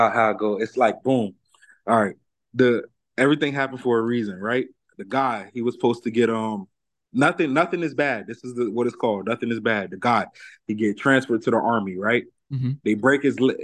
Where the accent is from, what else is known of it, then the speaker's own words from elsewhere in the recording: Broward County, Florida, United States; also born or lived in New Jersey; Jersey made me, Broward raised me.